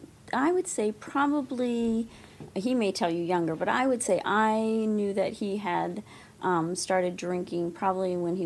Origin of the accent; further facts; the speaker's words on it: Fairbanks, Alaska, United States; also born or lived in Georgia; now in Kenai, United States; So I actually am from Alaska. I grew up in Fairbanks and then moved to the Kenai in 82. And so this is home and where we raised our kids.